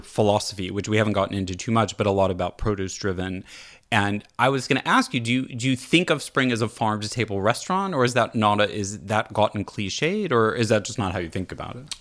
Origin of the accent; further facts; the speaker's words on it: California, United States; as a Californian